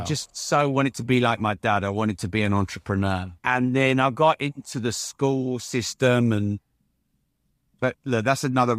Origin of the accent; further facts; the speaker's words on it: United Kingdom; Being a Brit, Jeff, it's difficult to sit here and blow my own trumpet.